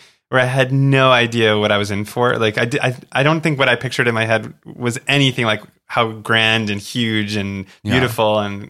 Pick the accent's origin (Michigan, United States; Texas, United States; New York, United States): New York, United States; I'm from New York.